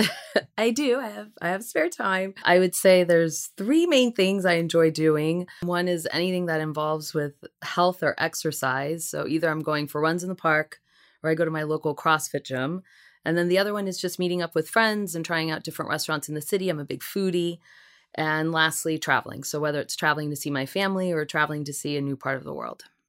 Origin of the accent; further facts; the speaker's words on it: Seattle, Washington, United States; moved away as an adult; also born or lived in Puerto Rico / Long Island, New York; now in New York City, United States; I was born and raised in Puerto Rico, lived there for about seven years before I moved out to the West Coast, Seattle, Washington.